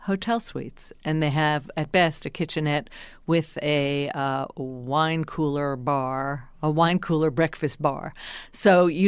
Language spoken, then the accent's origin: English; New Jersey, United States; I'm from New Jersey